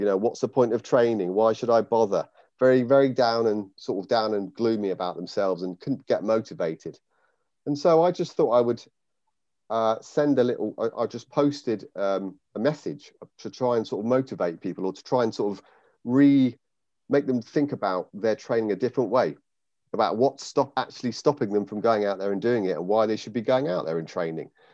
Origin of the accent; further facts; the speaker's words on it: United Kingdom; now in Raunds, Northamptonshire, United Kingdom; I grew up in the Wye Valley